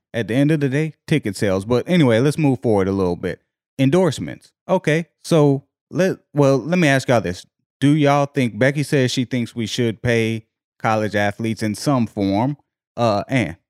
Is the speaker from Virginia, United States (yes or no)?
yes; Virginia, United States; I'm from Virginia.